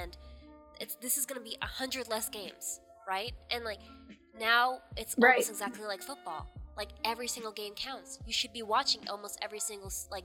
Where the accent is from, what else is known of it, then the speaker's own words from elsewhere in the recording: New York, United States; me being a New Yorker